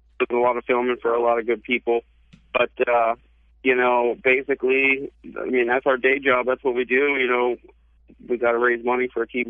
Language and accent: English; Pennsylvania, United States; moved away; I'm from Pennsylvania originally